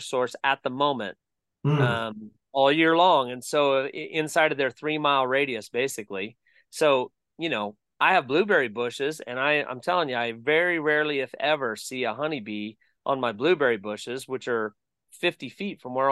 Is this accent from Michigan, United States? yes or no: no; Bakersfield, California, United States; moved away as an adult; now in Columbia, Tennessee, United States; where we grew up in Bakersfield, California